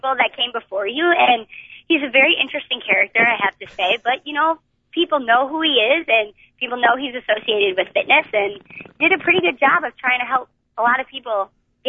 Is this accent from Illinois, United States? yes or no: yes; Chicago, Illinois, United States; I'm from Chicago